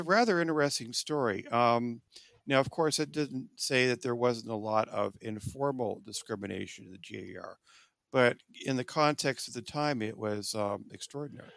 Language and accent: English; Orange County, Southern California, United States; also born or lived in Iowa; now in Phoenix, United States; I'm originally from Southern California, Los Angeles area, Orange County